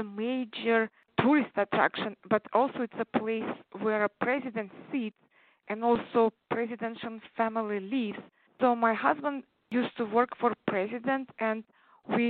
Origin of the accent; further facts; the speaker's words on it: Uzbekistan; first language Tatar; English is a second language; moved away as an adult; also born or lived in Czech Republic; now in United States; I grew up in former Soviet Union countries in Central Asia called Uzbekistan